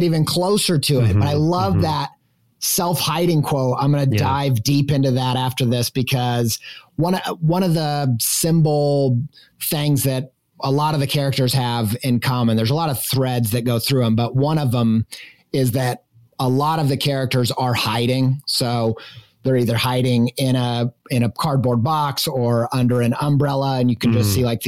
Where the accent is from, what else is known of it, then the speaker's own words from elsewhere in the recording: Midwest, United States; growing up in the Midwest where everybody has very staunch religious opinions